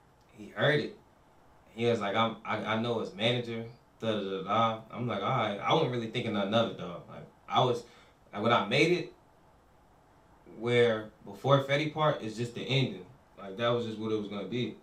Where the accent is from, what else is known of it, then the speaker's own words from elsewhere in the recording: New York City, New York, United States; now in Charlotte, United States; I'm from the Bronx, but I ain't gonna lie, I've been down here like half my life